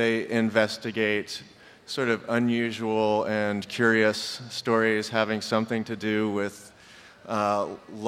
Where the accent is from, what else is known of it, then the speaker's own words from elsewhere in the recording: Pekin, Indiana, United States; We grew up in the Pekin, Palmyra.